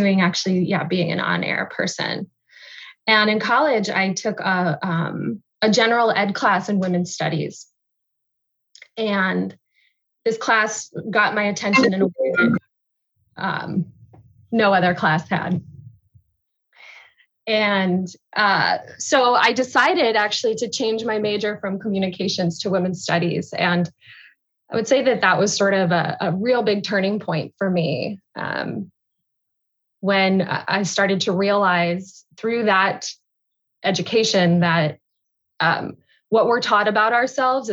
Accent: San Diego, California, United States; moved away as an adult; also born or lived in Wheeling, Illinois; now in Chicago, United States; we moved to California when I was two. So I grew up in San Diego

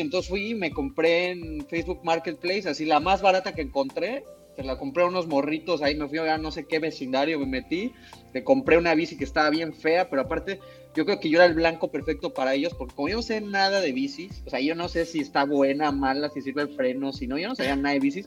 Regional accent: Mexico; moved away as an adult; now in Canada; yo como cocinero mexicano

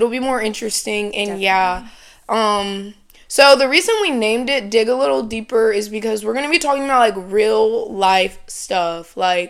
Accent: Kennesaw, Georgia, United States; also born or lived in Marietta, Georgia; I am from Kennesaw, Georgia. I was born in Marietta, but I'm from Kennesaw, Georgia, born and raised. I'm a junior right now, and we go to Georgia Southern in Statesboro.

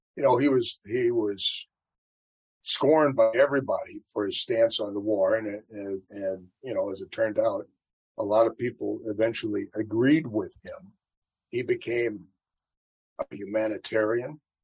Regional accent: St. Louis, Missouri, United States; I'm from St. Louis

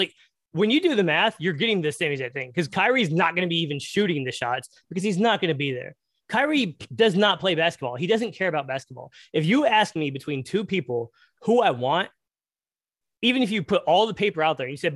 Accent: Dallas, Texas, United States; now in McKinney, United States; I'm born and raised in Dallas.

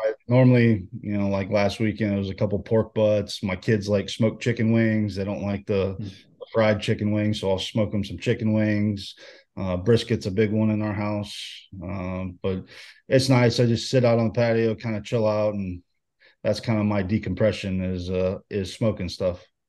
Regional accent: Houston, Texas, United States; moved away as an adult; being a Houston kid

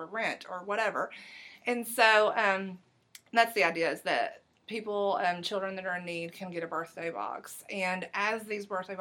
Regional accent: Harlan County, Eastern Kentucky, United States; now in Clark County, Kentucky, United States; Harlan County in Eastern Kentucky, which is my hometown.

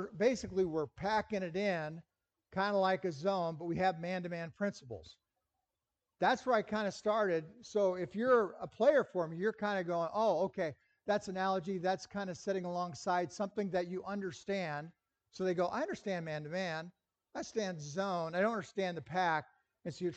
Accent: Lincoln, Nebraska, United States; I grew up in Lincoln

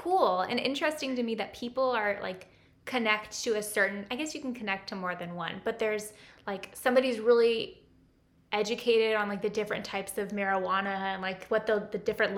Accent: Napa, California, United States; moved away; I grew up in Napa

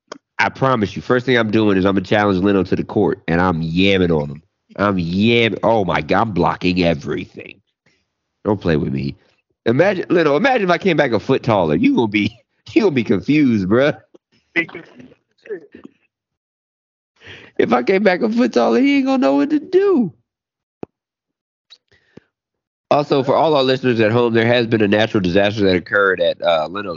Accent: Baltimore, Maryland, United States; I'm from Baltimore

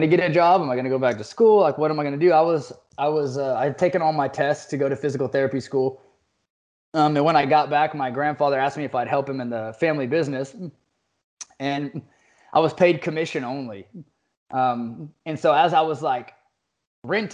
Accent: Fort Worth, Texas, United States; I was born and raised in Fort Worth, Texas. I went to private school here.

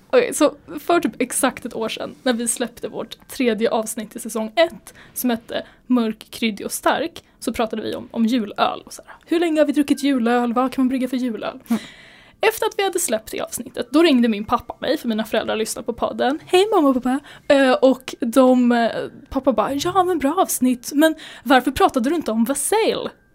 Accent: Sweden; vi är svenskar och det är bara inte i vår kultur

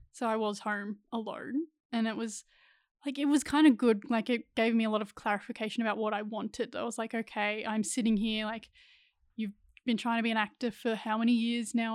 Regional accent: Ballarat, Victoria, Australia; moved away as an adult; also born or lived in Central Coast, New South Wales; grew up in Ballarat, Victoria

